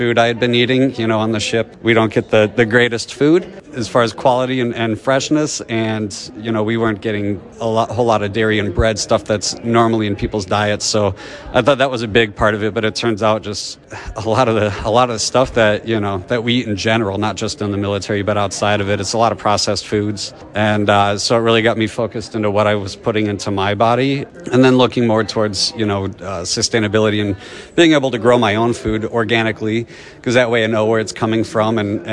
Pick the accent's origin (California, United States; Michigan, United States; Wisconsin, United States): Wisconsin, United States; Baraboo; I'm from Baraboo, Wisconsin